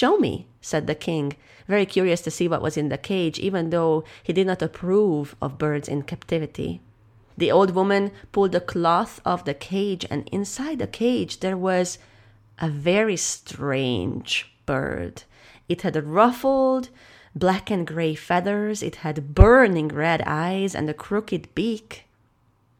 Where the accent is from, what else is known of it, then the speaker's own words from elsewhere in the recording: Hungary; I am a storyteller from Hungary